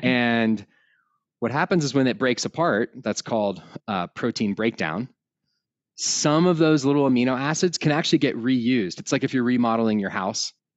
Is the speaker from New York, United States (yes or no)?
no; outside of Austin, Texas, United States; now in Colorado, United States; I was raised outside of Austin, Texas